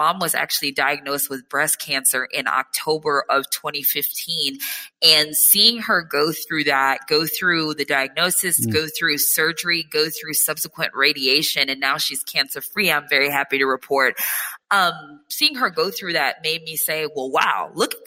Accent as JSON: {"language": "English", "town": "Nashville", "region": "Tennessee", "country": "United States", "also_born_or_lived": "New York", "moved": "as an adult", "said": "my parents' property was in Nashville"}